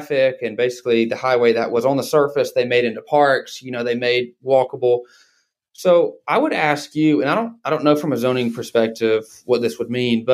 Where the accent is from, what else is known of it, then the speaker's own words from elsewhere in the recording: Dalton, Georgia, United States; I grew up in Dalton, Georgia, which a lot of people know as the carpet capital of the world.